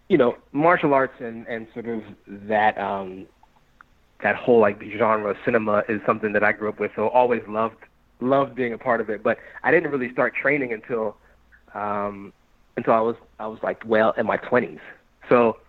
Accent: Maryland, United States; moved away as an adult; also born or lived in North Carolina / Chicago / Pittsburgh; now in New York, United States; I'm from Maryland. That's where I grew up, right outside of Washington, D.C.

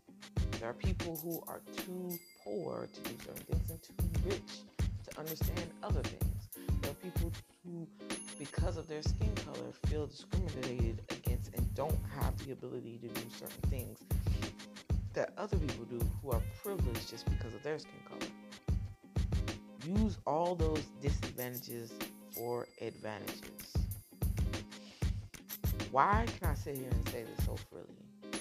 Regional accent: New Jersey, United States; born there; I didn't know that I was born in North New Jersey. I didn't know I was adopted.

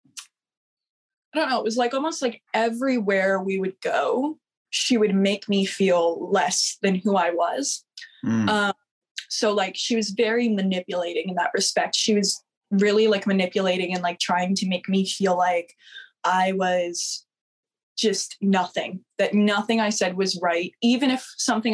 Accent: New Jersey, United States; moved away as an adult; also born or lived in Florida; I was raised in New Jersey

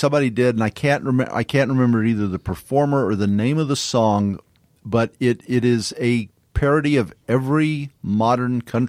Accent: the South, United States; I grew up in the South

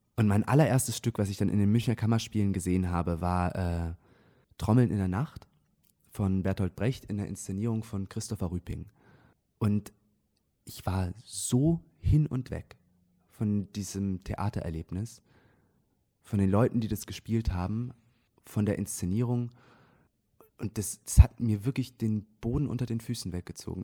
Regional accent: near Zurich, Switzerland; moved away as an adult; also born or lived in Munich; now in Trier, Germany; ich bin in der Nähe von Zürich aufgewachsen

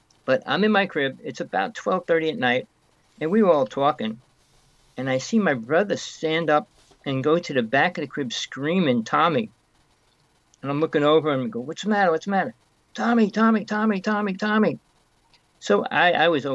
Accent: North Bergen, New Jersey, United States; I came from New Jersey. I grew up there most of my life.

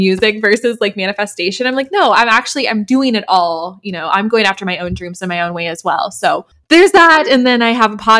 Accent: Denver, Colorado, United States; now in New York City, United States; I grew up in Denver, Colorado, and I now live in New York City.

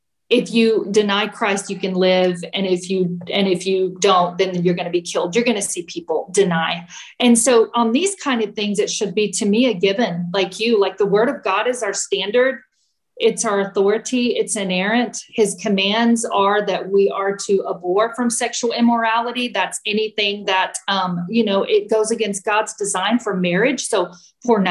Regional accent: Temple, Texas, United States; we met with people who we grew up with, because Brad and I are from Central Texas. We're from Temple and we're from this area.

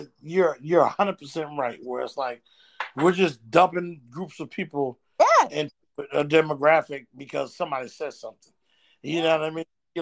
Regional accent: Jamaica; I'm Jamaican.

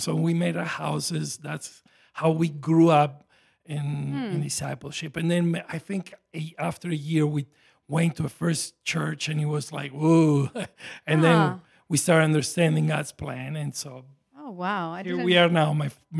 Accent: Venezuela; born there; also born or lived in Italy; I was born in Venezuela, actually, South America. My father and my mother were immigrants, like many are here.

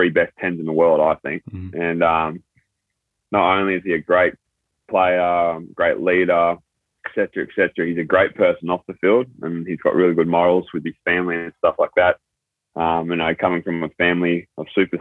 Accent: New South Wales, Australia; moved away as an adult; also born or lived in Thailand; now in Japan; came to Australia when I was very little, and then grew up in the New South Wales country area, like out bush in New South Wales.

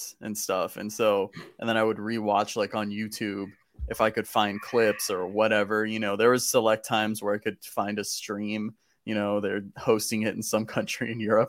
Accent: Southern California, United States; growing up in Southern California

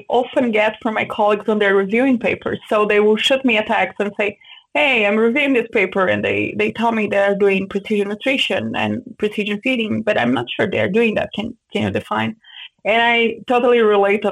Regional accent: Brazil; moved away as an adult; also born or lived in Santa Maria, Brazil / São Paulo, Brazil; now in Canada; I grew up in a pig farm, in a very small farm

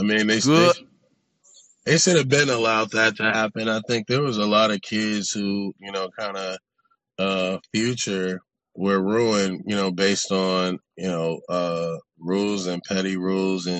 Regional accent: Los Angeles, California, United States; I come from South Central Los Angeles, and then I went to a private school in Santa Monica

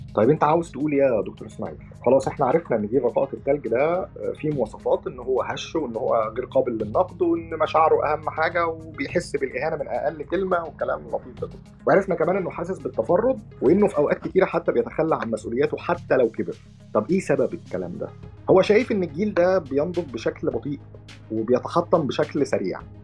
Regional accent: Egypt; عندنا في مصر

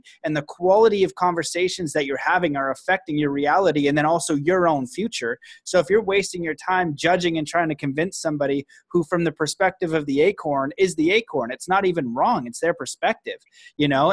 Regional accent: Canada; now in United States; I'm Canadian

